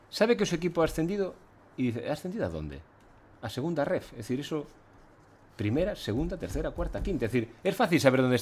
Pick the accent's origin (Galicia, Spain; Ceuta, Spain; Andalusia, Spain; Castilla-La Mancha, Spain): Galicia, Spain; Ourense; Pero yo soy de Orense no soy de Vigo ni de La Coruña.